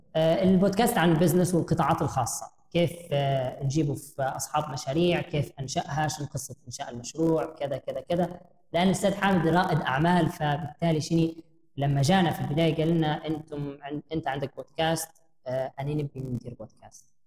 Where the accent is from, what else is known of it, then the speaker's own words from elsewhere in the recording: Libya; also born or lived in Jordan; إحنا كمواطنين ليبيين